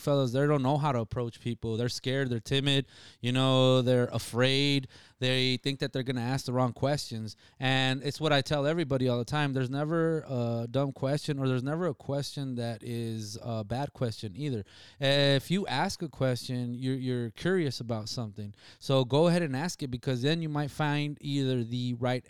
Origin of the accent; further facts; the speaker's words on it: Nogales, Arizona, United States; my hometown, from Nogales